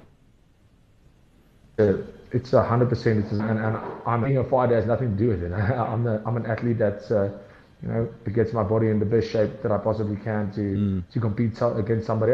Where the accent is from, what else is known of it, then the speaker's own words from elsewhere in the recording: Hartbeespoort, North West, South Africa; moved away as an adult; now in Pretoria, South Africa; I moved from Hartbeespoort. That's where I went to high school. That's where my parents are from. That's where we lived